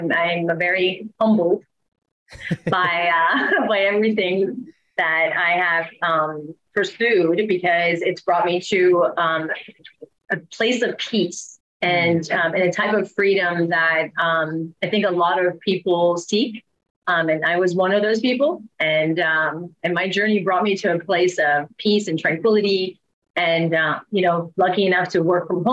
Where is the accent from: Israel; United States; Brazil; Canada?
United States; Maryland; moved away as an adult; also born or lived in Rockville, Maryland / Virginia; now in Costa Rica; I grew up in Maryland